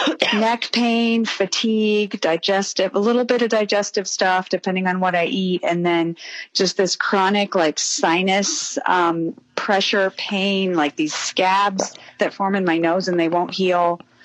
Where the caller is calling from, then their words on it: Chicago, Illinois, United States; I'm calling from Chicago